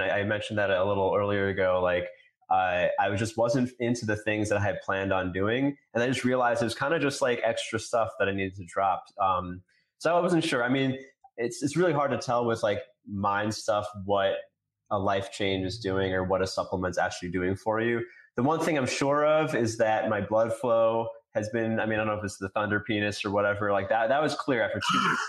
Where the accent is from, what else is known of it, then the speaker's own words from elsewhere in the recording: New York, United States; I grew up in New York.